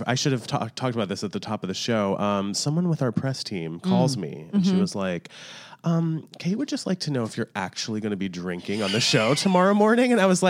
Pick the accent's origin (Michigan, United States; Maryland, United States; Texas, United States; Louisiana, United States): Maryland, United States; I'm from Maryland, so I know.